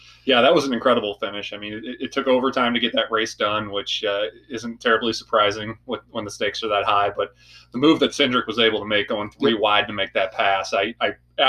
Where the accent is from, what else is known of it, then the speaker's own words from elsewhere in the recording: United States; I'm American.